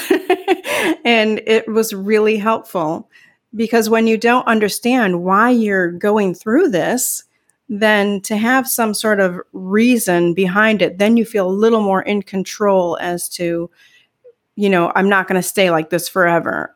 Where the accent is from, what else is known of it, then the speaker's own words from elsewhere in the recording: Midwest, United States; now in Northern California, United States; I grew up in the Midwest